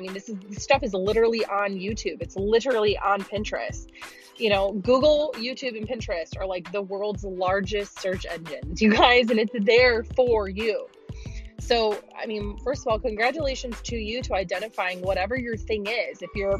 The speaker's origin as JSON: {"language": "English", "region": "Illinois", "country": "United States", "lives_now": "Nashville, United States", "said": "I am formerly from Illinois as of May. So like 6 months ago, I moved to Nashville. That is why I sound like I'm from Minnesota."}